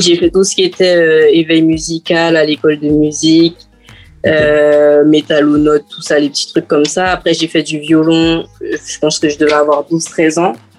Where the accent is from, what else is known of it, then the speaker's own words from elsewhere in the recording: French Guiana; moved away as an adult; also born or lived in Guadeloupe; now in Metropolitan France; je suis née, j'ai grandi en Guyane.